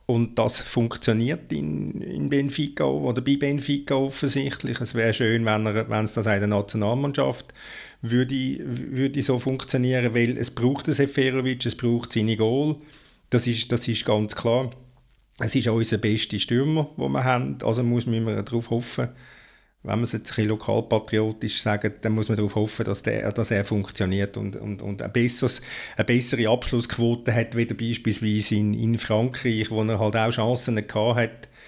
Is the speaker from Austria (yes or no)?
no; Switzerland; Ich bin ja Schweizer